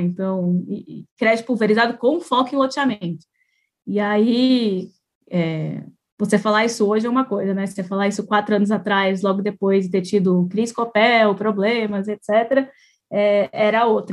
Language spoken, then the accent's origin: Portuguese; Curitiba, Paraná, Brazil; Eu sou de Curitiba